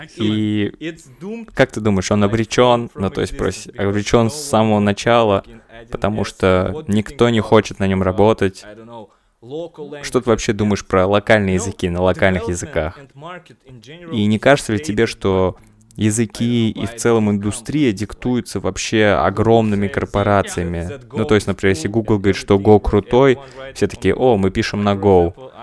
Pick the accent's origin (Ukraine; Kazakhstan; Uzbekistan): Uzbekistan; я из Узбекистана